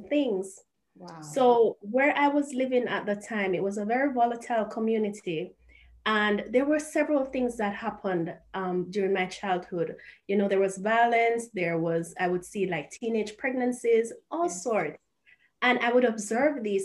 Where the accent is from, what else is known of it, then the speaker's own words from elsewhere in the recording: Kingston, Jamaica; moved away as an adult; now in Japan; I am from Jamaica. I was born and I grew up in Sea View Gardens. That's an inner city community in Jamaica, in Kingston